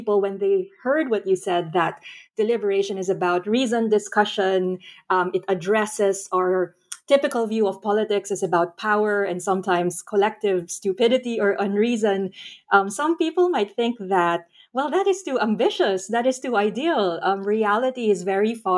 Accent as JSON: {"language": "English", "country": "Philippines", "said": "my home country, the Philippines."}